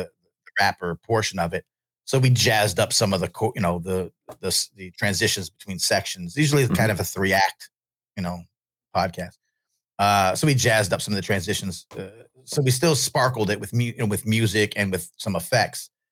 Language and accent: English; New York, United States; I'm from New York.